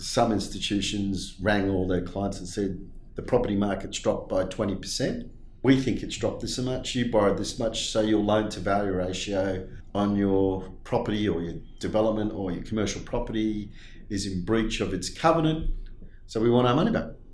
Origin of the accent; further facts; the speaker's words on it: Australia; also born or lived in Leeds, England; I was born in Headingley, Leeds, in England, and we, my parents emigrated to Australia in 1972 when I was about eight